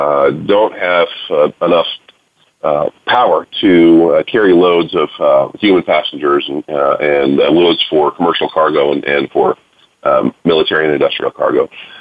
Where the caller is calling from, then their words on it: Houston, Texas, United States; I'm calling in from Space City, where they we're the guys that produce the fuel that put jets in the air and the man on the moon.